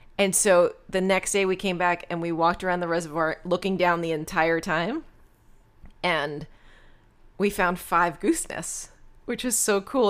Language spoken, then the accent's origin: English; Rockland County, New York, United States; also born or lived in Long Island, New York / Flushing, Queens, New York; We lived in Queens, in Flushing, and then we moved up to Rockland County